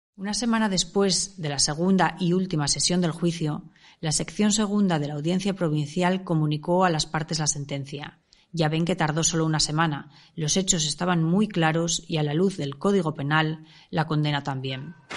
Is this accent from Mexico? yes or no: no; Avilés, Asturias, Spain; aquellos avilesinos que superamos la treintena